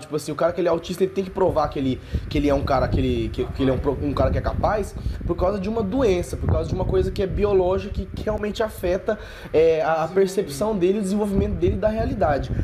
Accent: Brazil; nós somos brasileiros

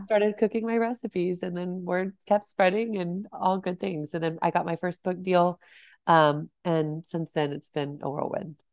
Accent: Celina, Texas, United States; I grew up in Salina, Texas, which is north of Dallas.

